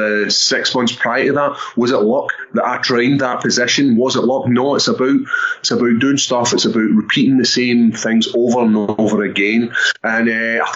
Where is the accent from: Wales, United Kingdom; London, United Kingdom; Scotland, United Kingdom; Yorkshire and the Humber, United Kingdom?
Scotland, United Kingdom; Airdrie; being Scottish